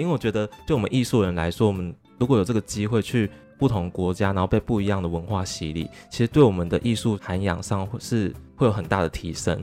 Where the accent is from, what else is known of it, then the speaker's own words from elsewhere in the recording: Taiwan; 他们讲话方式就跟我们台湾人不一样了嘛